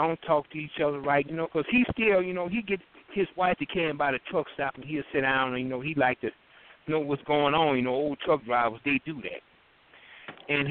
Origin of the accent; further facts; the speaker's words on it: New Orleans, Louisiana, United States; I was born and raised in New Orleans